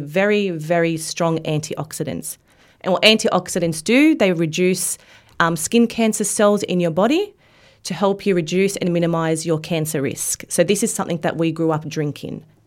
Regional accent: Australia; living in Australia and growing up in Australia

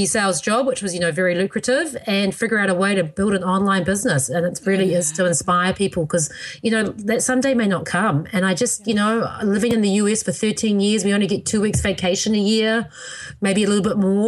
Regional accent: New Zealand; now in United States; my birth country of New Zealand

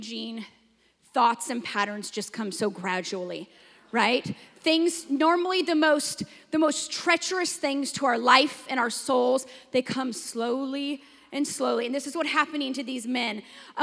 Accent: Washington, United States; now in Texas, United States; I'm from Washington, and in Washington, we have no severe weather

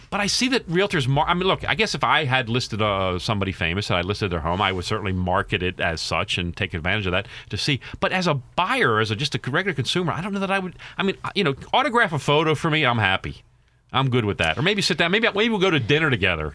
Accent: Baltimore, Maryland, United States; I'm from Baltimore.

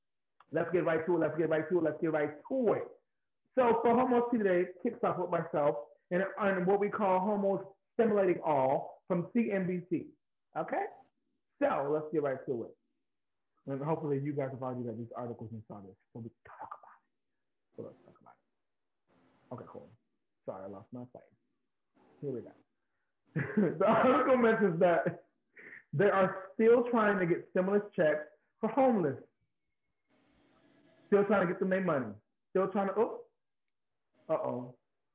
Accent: New York, United States; also born or lived in Bronx; I'm from Harlem, but I live in the Bronx now

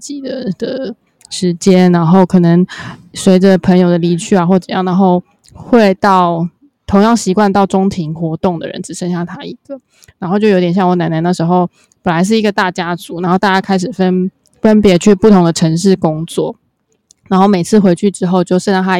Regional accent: Taichung, Taiwan; moved away; also born or lived in Taipei / Tainan; 出生在台中，然后在台北念书，然后后接着又在台南工作十年的。

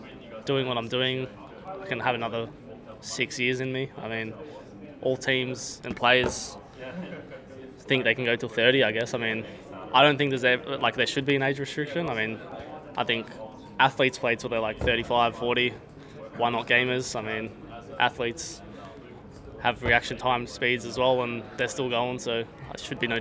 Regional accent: Gold Coast, Queensland, Australia; Gold Coast.

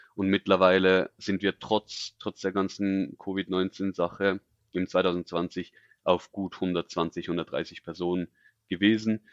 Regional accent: Switzerland; ich bin aus der Schweiz

